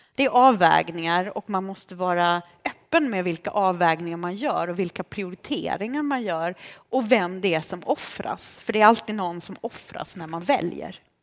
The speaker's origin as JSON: {"language": "Swedish", "town": "Lund", "region": "Skåne", "country": "Sweden", "tie": "born or raised there", "second_language": "Swedish", "said": "när jag kom till Lund 89 veckor innan muren föll och jag blev vald till klassens Lucia. Jag kunde ingen svenska, jag hade med mig en tolk"}